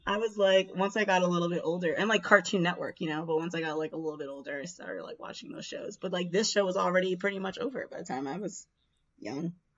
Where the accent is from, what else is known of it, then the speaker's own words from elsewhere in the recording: Jamaica; us being Jamaican